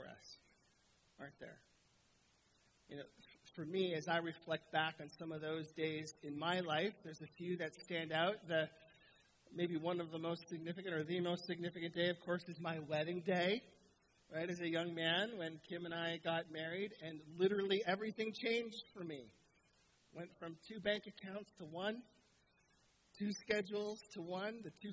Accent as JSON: {"language": "English", "region": "Southern Ontario", "country": "Canada", "moved": "as an adult", "lives_now": "Ottawa, Canada", "said": "We're from Southern Ontario. That's where our family lives."}